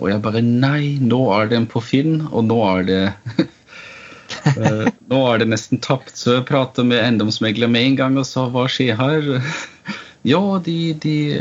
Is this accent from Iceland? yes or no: no; Vienna, Austria; Norwegian is a second language; moved away as an adult; also born or lived in Oslo, Norway; now in Stathelle, Norway; Jeg er født og oppvokst i Wien